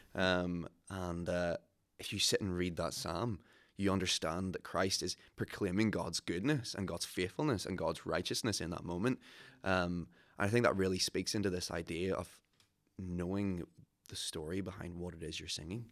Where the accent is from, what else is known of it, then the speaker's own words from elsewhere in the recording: Ballyclare, Northern Ireland, United Kingdom; I'm originally from Ballyclare